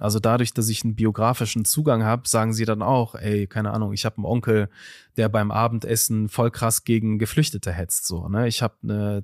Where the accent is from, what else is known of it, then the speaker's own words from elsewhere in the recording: Duisburg, North Rhine-Westphalia, Germany; in Duisburg-Marxloh, wo ich aufgewachsen bin